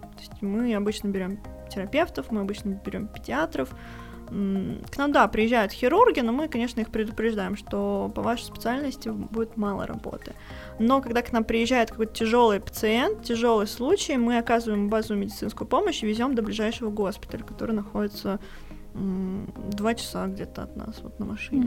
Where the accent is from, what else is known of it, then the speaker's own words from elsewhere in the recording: Ufa, Bashkortostan, Russia; мы обе из Уфы